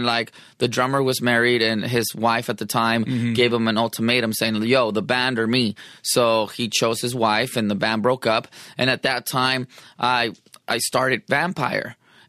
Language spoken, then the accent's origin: English; San Diego, California, United States; I'm from Sherman Grand Hills Park in San Diego, California, 27th Street